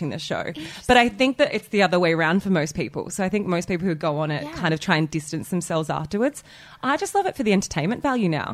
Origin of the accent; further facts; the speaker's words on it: Wollongong, New South Wales, Australia; moved away as an adult; now in Sydney, Australia; I've been here for 10 years and I grew up in Wollongong.